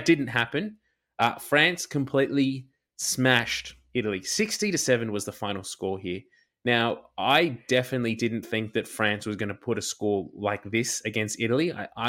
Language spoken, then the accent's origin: English; Australia; It would make me as an Australian fan feel just that little bit better that the Wallabies didn't go very far in the tournament